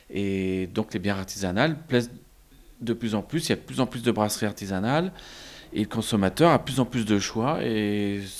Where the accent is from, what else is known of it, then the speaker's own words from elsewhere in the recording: Lille, Hauts-de-France, France; born there; moved away as an adult; also born or lived in Paris; Je suis né à Lille, mais je, je, suis parti sur Paris. Je me suis marié à Paris avec une Bretonne et on a eu des enfants.